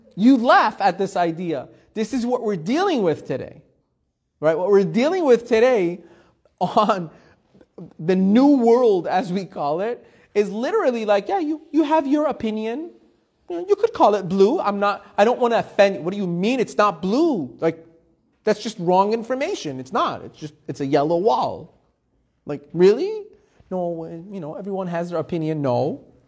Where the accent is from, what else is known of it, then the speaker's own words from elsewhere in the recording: Iran; moved away; I was born in Iran. Persian traditional family